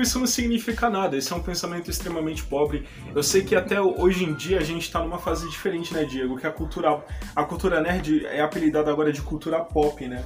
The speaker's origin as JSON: {"language": "Portuguese", "region": "São Paulo", "country": "Brazil", "said": "Eu sou daqui de São Paulo, capital"}